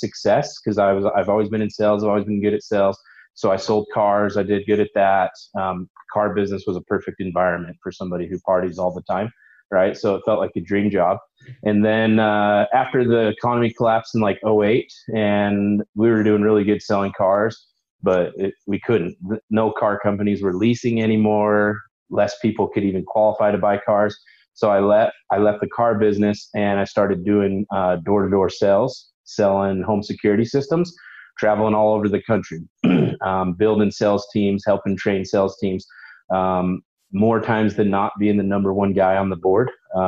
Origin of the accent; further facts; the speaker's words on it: Utah, United States; Utah. So born and raised in Utah. I went to Granger High